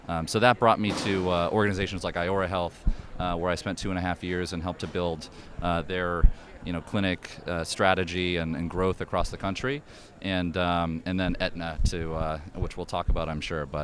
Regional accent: Maine, United States; I'm from Maine originally

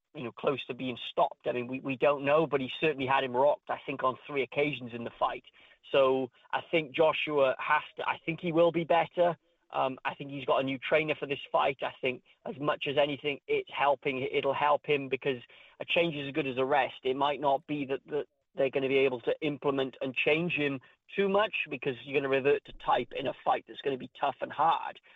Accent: Wales, United Kingdom; my home country, Wales

